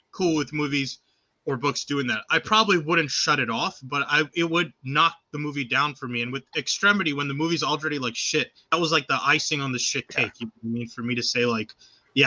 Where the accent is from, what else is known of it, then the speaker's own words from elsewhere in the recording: United States; I'm an American